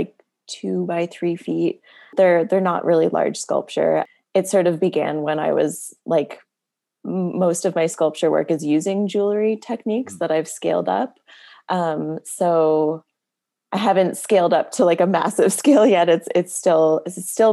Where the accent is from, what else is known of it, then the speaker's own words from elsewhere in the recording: Nova Scotia, Canada; also born or lived in Sydney, Cape Breton, Nova Scotia / New Brunswick; When I was like 7 or 8, we moved back to Nova Scotia, and that's where I spent most of my childhood